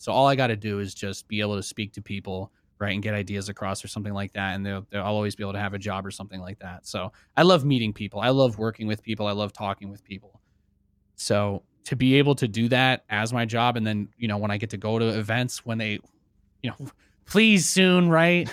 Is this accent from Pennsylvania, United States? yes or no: yes; Pennsylvania, United States; moved away as an adult; also born or lived in New York City / California; now in Nevada, United States; I've lived away from where I grew up in Pennsylvania